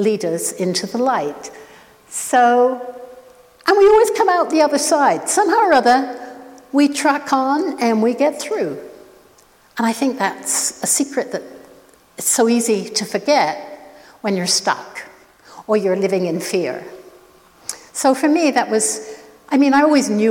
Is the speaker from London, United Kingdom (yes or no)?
no; Oxford, South East England, United Kingdom; also born or lived in Saskatoon; now in Canada; I was born in Oxford. I still feel that that is my home